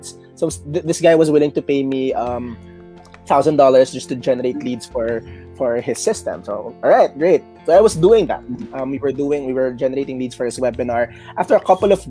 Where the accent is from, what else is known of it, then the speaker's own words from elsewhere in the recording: Philippines; moved away as an adult; also born or lived in Malaysia; I'm from the Philippines.